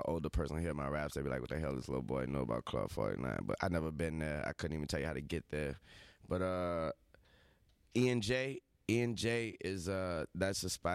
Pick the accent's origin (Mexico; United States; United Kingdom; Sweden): United States; New Orleans, Louisiana; I'm from the South, the country